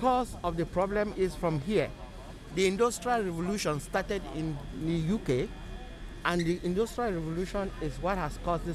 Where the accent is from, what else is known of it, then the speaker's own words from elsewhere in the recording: Cameroon; I came from Cameroon in Africa.